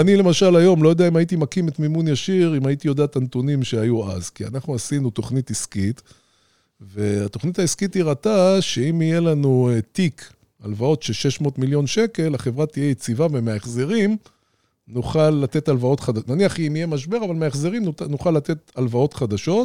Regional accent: Ramat Gan, Tel Aviv District, Israel; גדלתי במרכז רמת גן

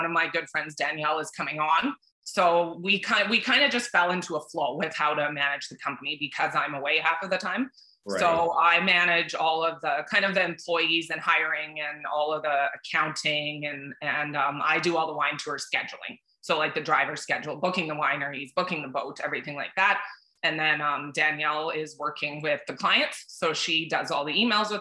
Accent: Regina, Saskatchewan, Canada; moved away as an adult; also born or lived in Victoria / Fort McMurray / Calgary / Banff; now in Kelowna, Canada; I was born and raised in Regina, Saskatchewan

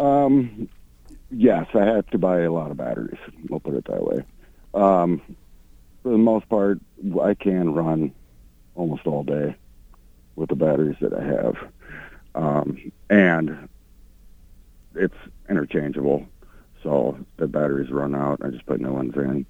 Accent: Sioux Falls, South Dakota, United States; moved away as an adult; now in Mankato, United States; I'm originally from Sioux Falls.

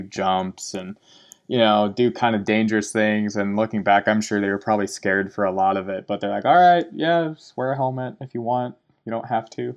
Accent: Laurel, Montana, United States; also born or lived in Bozeman, Montana; I grew up in Laurel, Montana. Man, lived there for twenty years before I moved to Bozeman

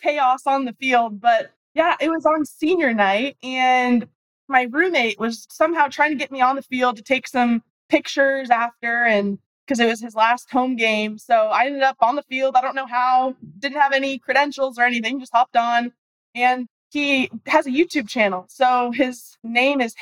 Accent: Arizona, United States; I'm from Arizona

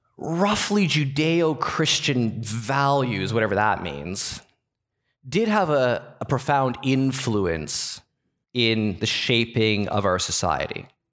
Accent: Canada; As a Canadian

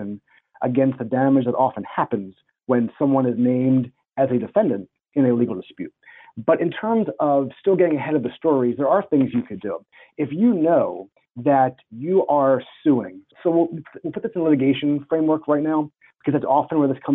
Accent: Pennsylvania, United States; my home state of Pennsylvania

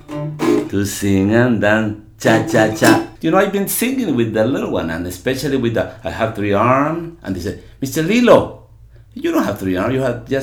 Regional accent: El Salvador; moved away; growing up in El Salvador

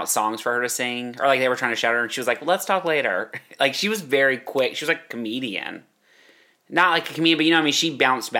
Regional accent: Hillsboro, United States; now in Los Angeles, United States; where I grew up in Hillsboro, on our street, it's not like a neighborhood. It's like one-off houses on a little street

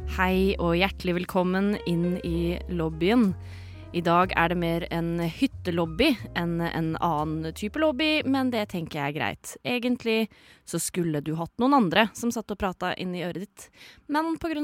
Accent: Sande, Vestfold, Norway; Fra Sande i Vestfold

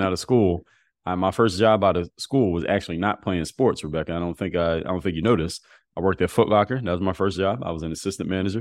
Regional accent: Philadelphia, Pennsylvania, United States; moved away as an adult; also born or lived in Altoona, Pennsylvania; now in Miami, United States; I live in Miami now, but I'm from Philadelphia.

